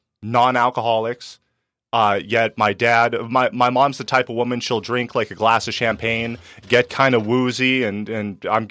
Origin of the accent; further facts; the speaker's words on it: Penasquitos, California, United States; I grew up in Penasquitos and we had some money